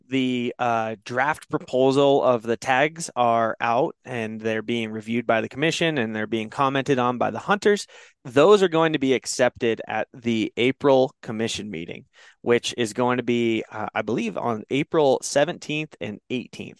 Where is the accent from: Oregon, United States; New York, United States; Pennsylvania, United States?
Oregon, United States; now in Wyoming, United States; I grew up in Oregon